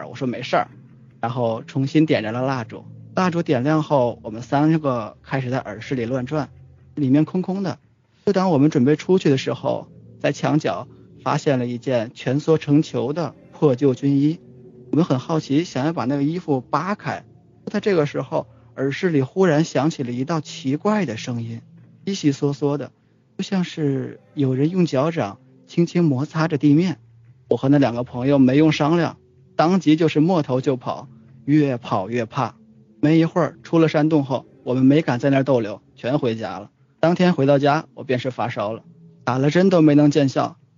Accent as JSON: {"language": "Chinese", "town": "Tangshan", "region": "Hebei", "country": "China", "tie": "born or raised there", "moved": "yes", "said": "就是我们老家唐山，"}